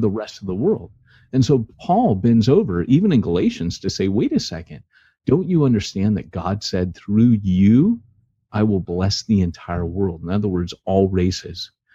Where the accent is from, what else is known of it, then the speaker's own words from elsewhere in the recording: Orange County, California, United States; I was raised in Orange County, California